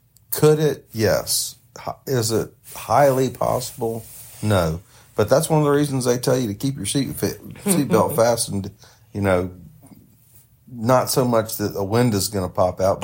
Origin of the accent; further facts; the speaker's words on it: the South, United States; now in Ohio, United States; I'm from the South